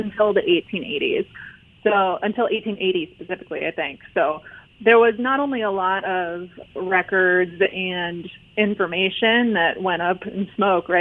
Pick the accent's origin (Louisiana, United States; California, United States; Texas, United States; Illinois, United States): Illinois, United States; Chicago; I'm from Chicago originally, and I have been going to Chicago area bakeries for my entire life